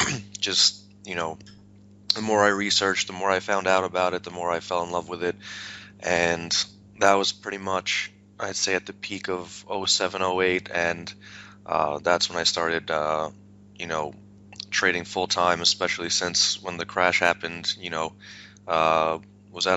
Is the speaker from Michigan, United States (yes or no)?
no; New York, United States; now in Tampa Bay, Florida, United States; originally I'm from New York, born and raised